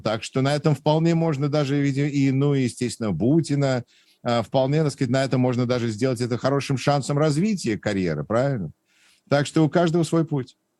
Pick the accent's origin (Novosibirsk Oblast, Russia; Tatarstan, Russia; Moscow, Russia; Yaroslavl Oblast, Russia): Moscow, Russia; now in Wisconsin, United States; я родом из Москвы, из Патриарших прудов, и, э, и ходил в Гнесинскую музыкальную десятилетку